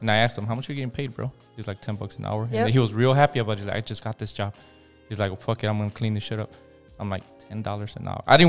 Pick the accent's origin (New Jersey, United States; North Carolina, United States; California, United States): California, United States; Compton; I grew up in Compton.